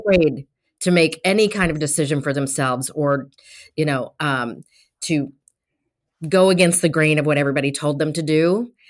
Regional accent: Colorado, United States; I'm from Colorado

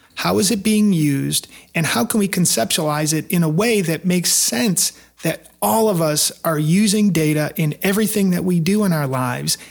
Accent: Detroit, Michigan, United States; moved away as an adult; now in Nashville, United States; I grew up in Detroit, but I've been in the Nashville area for the last twenty years

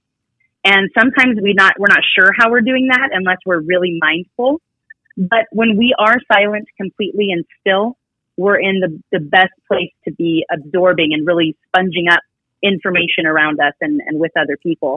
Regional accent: Reno, Nevada, United States; I'm born and raised here in Reno, Nevada

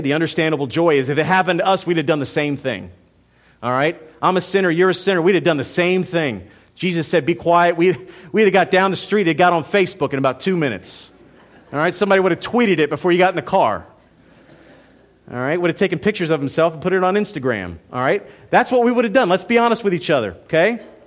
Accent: United States; As an American in two thousand sixteen

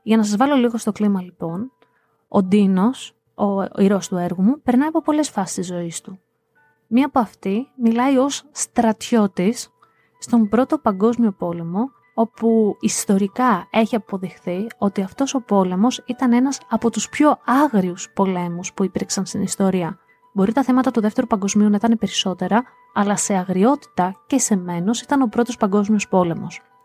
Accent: Greece; Αγαπώ την πατρίδα μου, αγαπώ τη χώρα μου, είμαι Ελληνίδα μέχρι τα βάθη της ψυχής μου

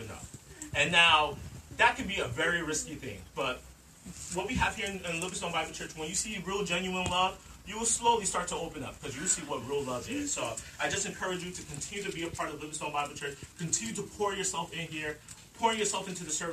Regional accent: Nigeria; I'm a black man. All right? I'm Nigerian.

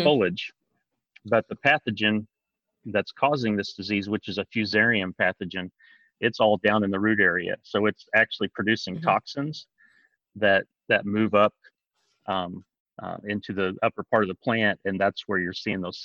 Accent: southeastern Illinois, United States; moved away as an adult; also born or lived in North Dakota; now in Kentucky, United States; I'm originally from southeastern Illinois. So I grew up just about an hour and a half from where I work now at Princeton

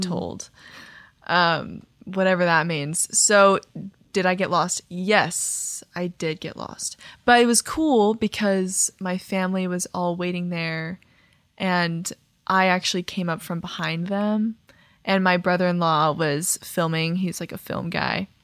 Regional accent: Texas, United States; moved away; I'm from Texas

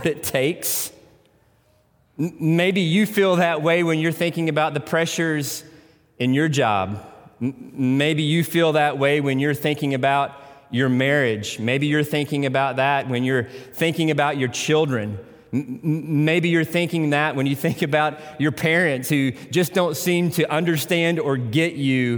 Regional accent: Tennessee, United States; accent: Tennessee; I pronounce that in my Tennessee accent.

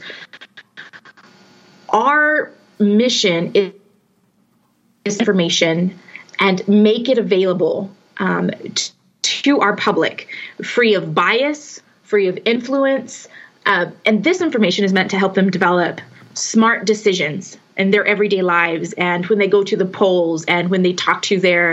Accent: Carlsbad, New Mexico, United States; the Current Argus, which is my hometown newspaper. I love the idea of being able to serve the community that I grew up

